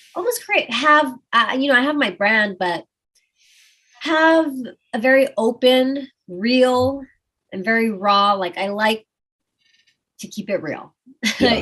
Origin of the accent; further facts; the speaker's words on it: Austin, Texas, United States; I'm from Austin, Texas, and we keep it weird